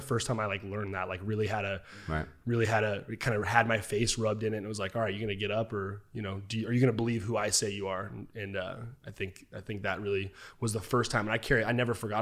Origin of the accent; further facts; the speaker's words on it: Twin Falls, Idaho, United States; also born or lived in Arizona; my hometown of Twin Falls, Idaho.